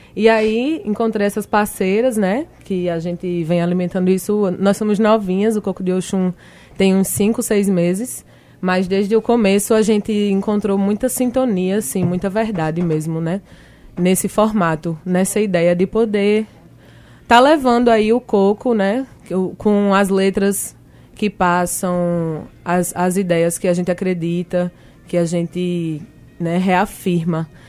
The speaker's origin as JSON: {"language": "Portuguese", "town": "Recife", "region": "Pernambuco", "country": "Brazil", "said": "eu sou de Recife"}